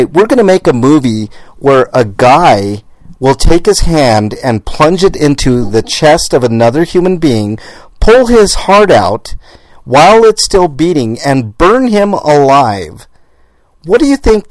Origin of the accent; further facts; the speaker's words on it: Denver, Colorado, United States; I was born and raised in Denver, and it's, like, ingrained here